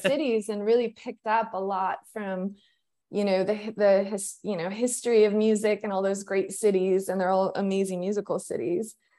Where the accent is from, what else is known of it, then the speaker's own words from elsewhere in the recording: New Mexico, United States; I grew up in New Mexico